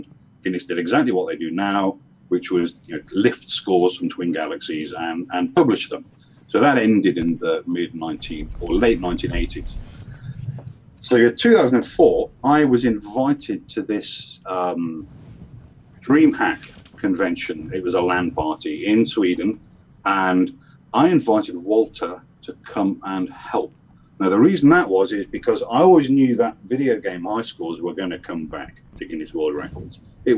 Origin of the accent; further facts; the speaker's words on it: Liverpool, North West England, United Kingdom; now in Essex, United Kingdom; Okay, well, I'm from Liverpool originally. Not that you can tell anymore from my accents. I'm in the UK. I live on the southeast coast in a place called Essex